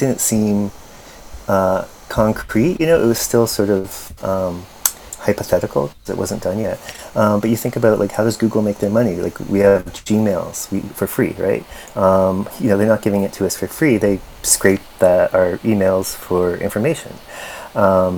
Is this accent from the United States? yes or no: no; Windsor, Ontario, Canada; I'm from Windsor, Ontario